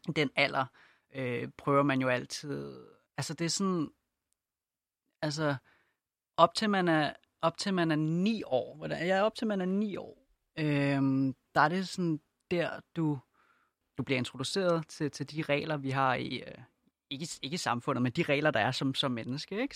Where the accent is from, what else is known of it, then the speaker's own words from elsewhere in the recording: Denmark; jeg er født og opvokset i Danmark og boet hele mit liv